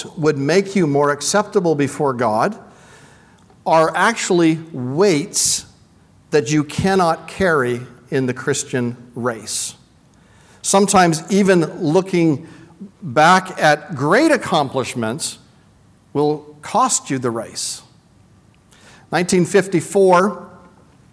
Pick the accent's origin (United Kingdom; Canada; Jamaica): Canada; Vancouver, British Columbia; I come from Vancouver